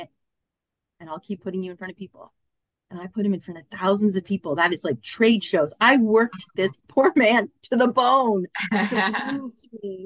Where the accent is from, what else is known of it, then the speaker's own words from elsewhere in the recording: Canada; moved away as an adult; also born or lived in Collingwood, Ontario; now in Australia; I'm actually from Canada.